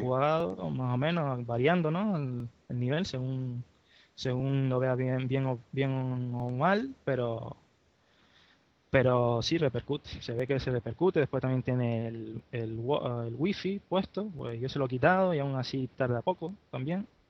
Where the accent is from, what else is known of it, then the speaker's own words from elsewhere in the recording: Gran Canaria, Canary Islands, Spain; soy de Gran Canaria